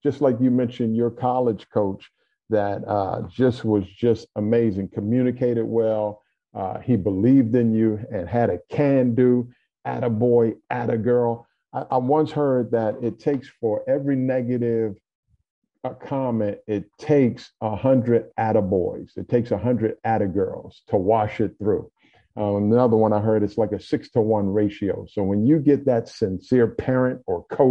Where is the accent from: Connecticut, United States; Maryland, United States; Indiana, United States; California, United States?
Maryland, United States; Seat Pleasant; we grew up in Seat Pleasant, Maryland, hard working suburb. It's 1 mile outside of the D.C. line.